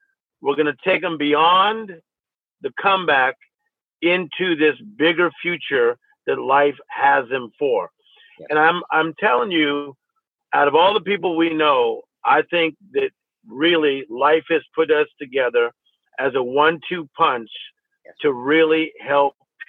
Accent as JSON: {"language": "English", "town": "Compton", "region": "California", "country": "United States", "tie": "born or raised there", "said": "when I was a young guy growing up in Compton, California, we literally did not have much"}